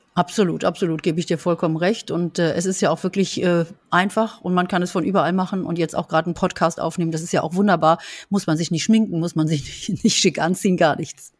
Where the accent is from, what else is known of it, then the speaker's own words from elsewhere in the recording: Berlin, Germany; bei uns in Berlin